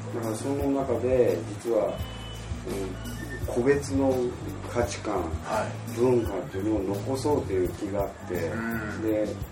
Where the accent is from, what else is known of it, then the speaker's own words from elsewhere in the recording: Japan; 僕自身が日本で育って